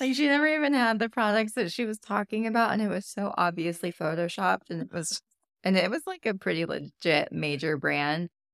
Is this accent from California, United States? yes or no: yes; California, United States; moved away; I'm from California. I feel like we're just a little bit more health conscious over there.